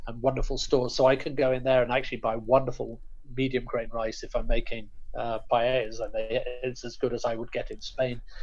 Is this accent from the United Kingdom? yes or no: yes; United Kingdom; I'm obviously British, uh, British Indian or Anglo Indian